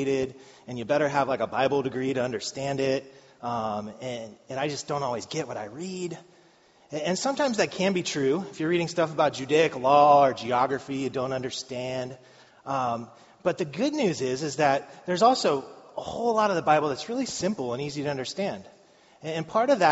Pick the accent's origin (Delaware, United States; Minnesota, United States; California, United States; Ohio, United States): Ohio, United States; Madeira; I grew up in Madeira